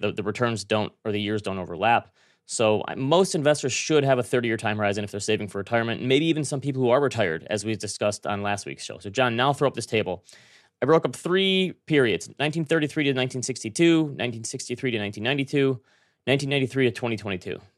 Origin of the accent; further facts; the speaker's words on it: Traverse City, Michigan, United States; moved away; That's my hometown